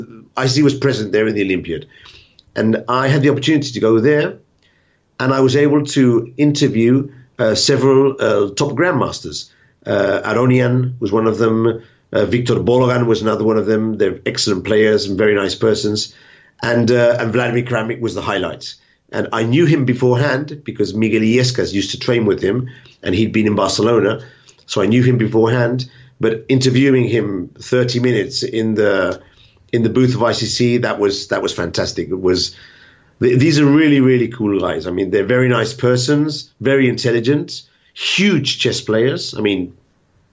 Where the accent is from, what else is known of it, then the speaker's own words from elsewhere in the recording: England, United Kingdom; I'm English